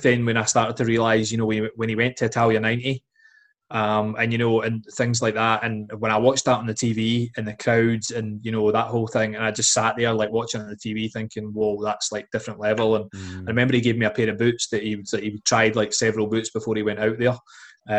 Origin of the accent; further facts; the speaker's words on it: Dalgety Bay, Scotland, United Kingdom; also born or lived in Dunfermline; I was born in Dunfermline, and my family lived in Dalgety Bay for like most of my life